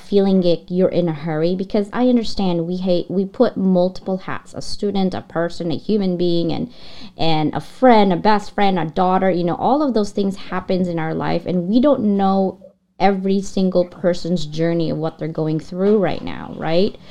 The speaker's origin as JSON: {"language": "English", "country": "Philippines", "tie": "born or raised there", "moved": "yes", "lives_now": "United States", "said": "I was born and raised in the Philippines."}